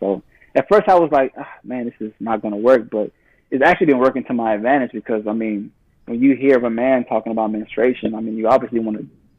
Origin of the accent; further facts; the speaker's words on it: United States; moved away; also born or lived in Uganda; growing up in the States and being well-traveled